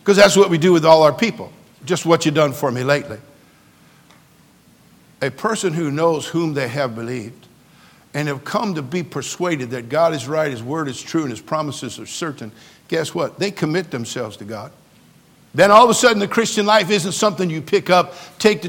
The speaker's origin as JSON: {"language": "English", "region": "California", "country": "United States", "tie": "born or raised there", "said": "I'm a native Californian, born and raised in California. I love my state"}